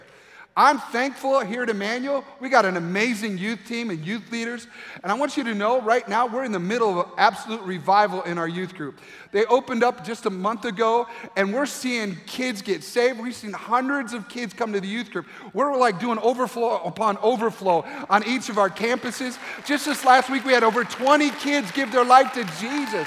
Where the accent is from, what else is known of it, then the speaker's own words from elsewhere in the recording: Grand Rapids, Michigan, United States; moved away as an adult; where I grew up in Grand Rapids, Michigan